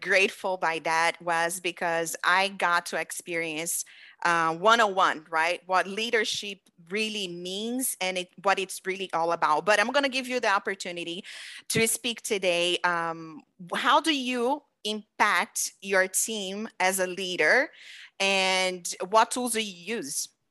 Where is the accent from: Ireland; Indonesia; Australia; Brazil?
Brazil; now in United States; I've been in the United States for fifteen years, you know very well, I'm from Brazil.